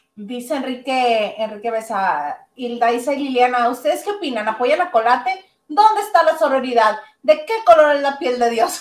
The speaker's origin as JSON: {"language": "Spanish", "country": "Mexico", "said": "Nosotros como mexicanos"}